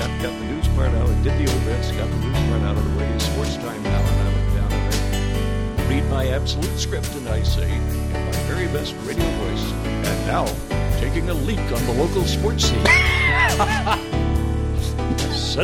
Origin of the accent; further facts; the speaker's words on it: Northeast Arkansas, United States; Going back to my hometown and my high school radio days